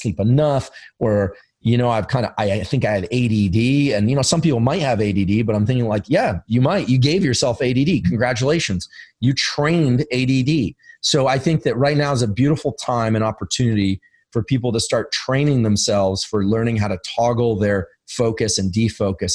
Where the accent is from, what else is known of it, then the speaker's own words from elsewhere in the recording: Silicon Valley, California, United States; I'm from Silicon Valley. I live in Silicon Valley.